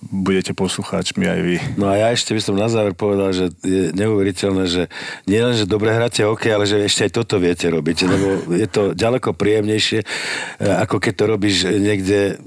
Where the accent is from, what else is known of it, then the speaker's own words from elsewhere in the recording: Slovakia; som Slovák